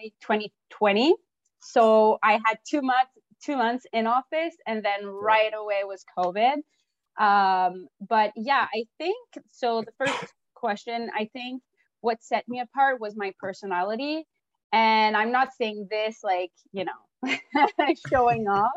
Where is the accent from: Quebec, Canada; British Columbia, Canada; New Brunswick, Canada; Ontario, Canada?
Quebec, Canada; Montreal; I'm a Frenchie from Montreal. I went to Brébeuf